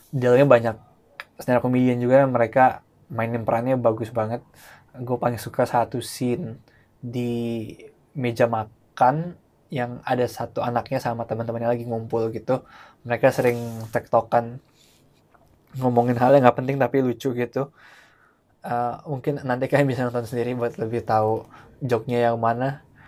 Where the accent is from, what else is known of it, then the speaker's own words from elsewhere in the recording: Indonesia; orang Indo keturunan Tionghoa